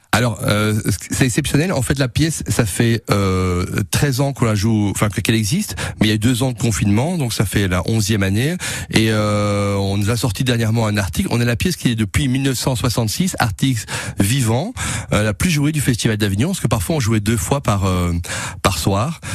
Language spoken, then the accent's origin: French; Belgium; je suis belge, chez nous c'est en bois